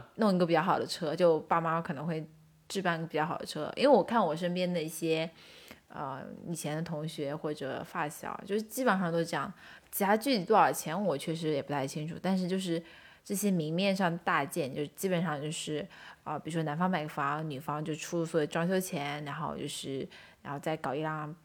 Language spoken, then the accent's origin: Chinese; Zhejiang, China; 我是浙江的嘛